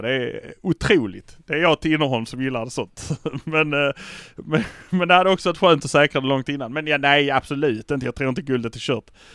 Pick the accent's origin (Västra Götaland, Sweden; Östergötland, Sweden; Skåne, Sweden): Skåne, Sweden; Malmö; vi är från Malmö